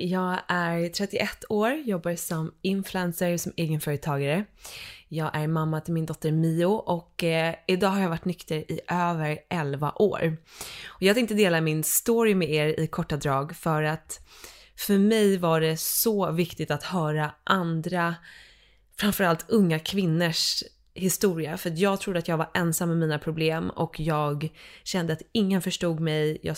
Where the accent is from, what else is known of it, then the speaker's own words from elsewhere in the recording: Dalarö, Stockholm County, Sweden; Så från början så eh, är jag uppvuxen ute på Dalarö, en skärgårdsö.